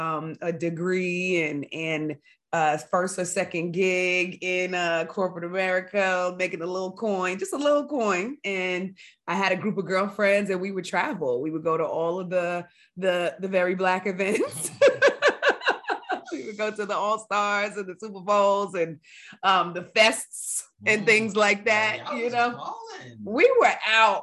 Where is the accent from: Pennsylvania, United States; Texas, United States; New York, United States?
New York, United States; New York City; also born or lived in Harlem, New York; born and raised in Queens, New York, currently a Harlem resident for the past 10 years